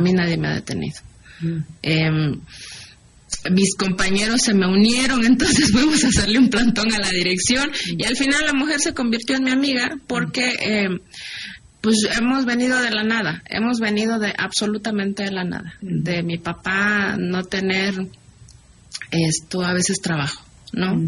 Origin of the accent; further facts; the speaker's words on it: Juchitán, Oaxaca, Mexico; moved away; mi pueblo es una pequeña localidad que pertenece a un pueblo aguerrido que es Guchitán